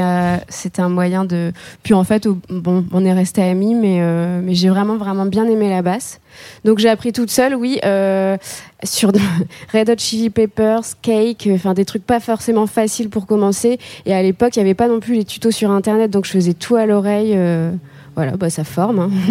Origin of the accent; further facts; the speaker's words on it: the North, Hauts-de-France, France; moi je viens du Nord, donc entre la grisaille et les briques rouges